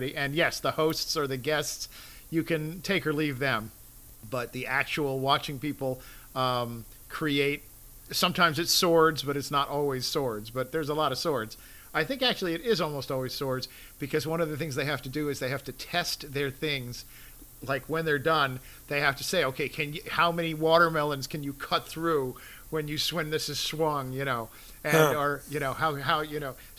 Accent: New York, United States; moved away; also born or lived in Midwest; having been born in New York

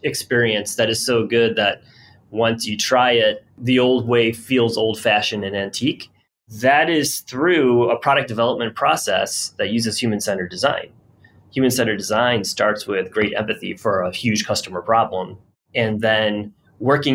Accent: Rochester, New York, United States; I'm from Rochester, New York, and I watched during my adolescence lots of my friends' parents get laid off

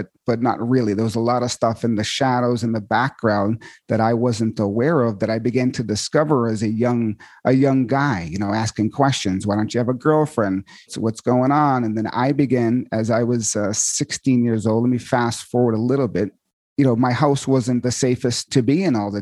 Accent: Marshfield, Massachusetts, United States; I grew up in Marshfield and my mom Scituate, Massachusetts

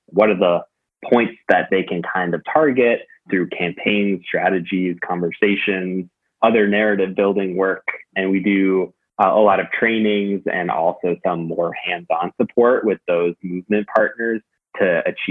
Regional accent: Newton, Massachusetts, United States; moved away as an adult; now in Queens, New York, United States; I am from the Boston area, suburb of Boston called Newton, a very, very fortunate and nice place to grow up.

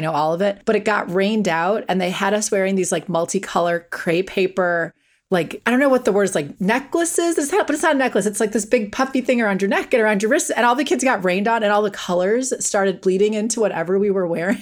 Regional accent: Wisconsin, United States; I grew up in Wisconsin.

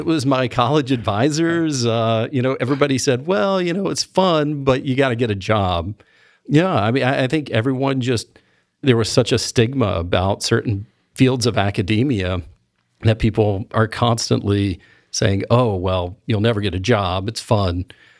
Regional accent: Kentucky, United States; Well, I grew up in Eastern Kentucky. So being outside of West Virginia, Ohio, or Kentucky was a major culture shock.

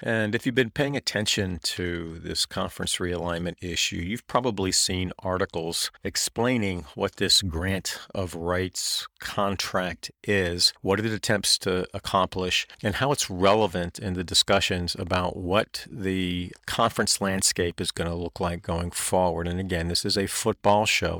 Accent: North Carolina, United States; I grew up in North Carolina

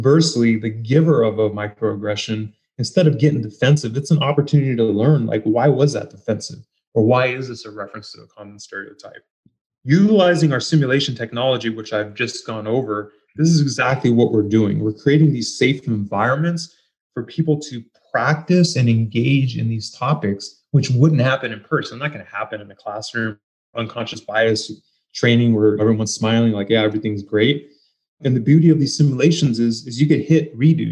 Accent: San Jose, California, United States; I'm from San Jose, Northern California

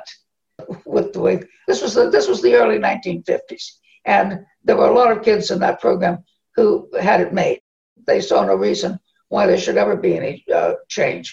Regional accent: Southwest Texas, United States; moved away; also born or lived in Tennessee; I grew up in Southwest Texas in a very, very, very small town

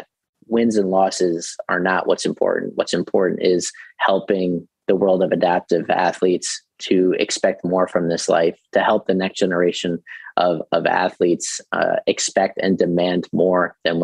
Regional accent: Long Island, New York, United States; I'm originally from Long Island

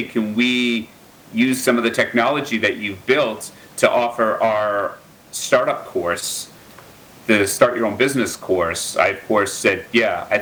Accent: Milwaukee, Wisconsin, United States; I grew up in Wisconsin on the south side of Milwaukee from a very working class family

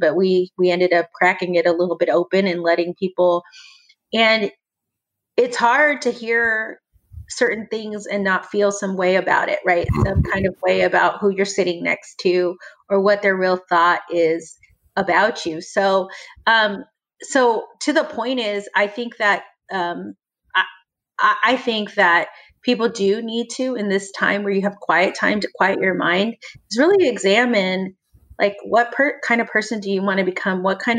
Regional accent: the South, United States; hey, I was taught, I grew up in the South. I was taught a certain way and maybe that was wrong.

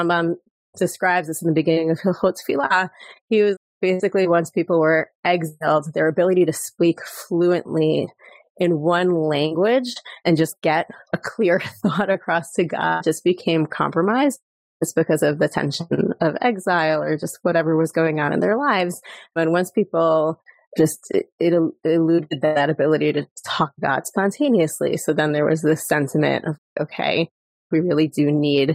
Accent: New York, United States; moved away as an adult; now in Jerusalem, Israel; I live in Jerusalem. I'm originally from New York, and we made Aliyah 16 years ago

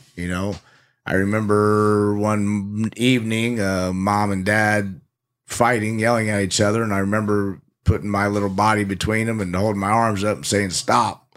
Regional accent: Indiana, United States; also born or lived in Phoenix, Arizona / Mesa, Arizona; when I was about six or seven, we kinda got uprooted and, and loaded everything up and moved almost all the way across the U S A to Indiana.

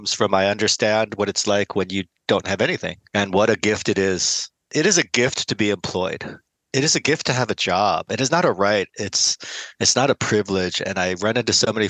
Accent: United States; I was born here in the States

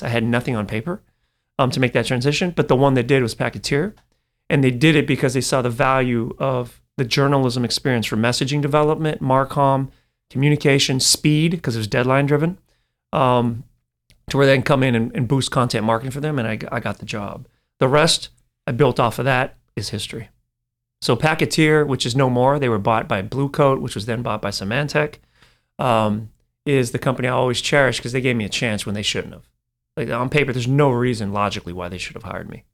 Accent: Silicon Valley, California, United States; also born or lived in Taiwan; growing up in Silicon Valley

